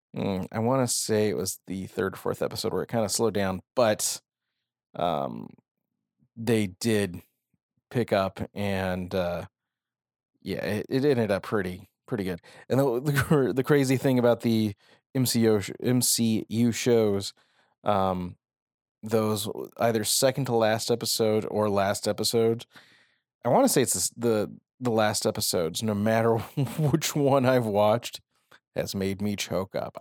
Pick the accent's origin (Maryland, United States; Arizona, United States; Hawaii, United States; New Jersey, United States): Arizona, United States; Phoenix; I am from Arizona. I am from Phoenix.